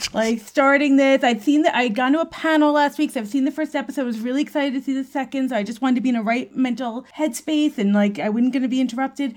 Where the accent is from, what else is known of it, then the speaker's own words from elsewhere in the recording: New York City, New York, United States; I'm a New Yorker